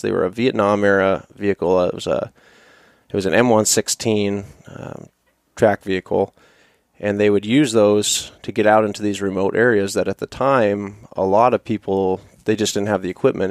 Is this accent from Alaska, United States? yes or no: yes; Fairbanks, Alaska, United States; born and raised here. I was born here in Fairbanks